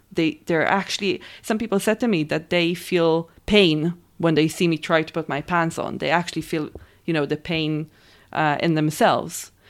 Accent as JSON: {"language": "English", "country": "Israel", "tie": "born or raised there", "said": "I'm from Israel, raised and born there"}